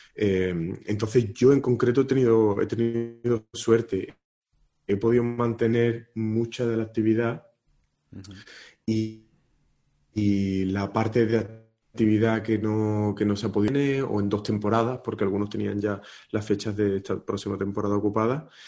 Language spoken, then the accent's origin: Spanish; Marchena, Andalusia, Spain; moved away as an adult; en la escuela de música de mi pueblo, de Marchena